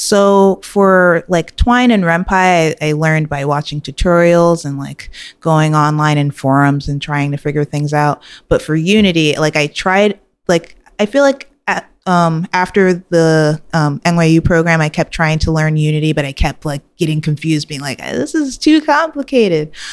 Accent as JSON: {"language": "English", "town": "New York City", "region": "New York", "country": "United States", "tie": "born or raised there", "said": "I grew up in Queens, New York."}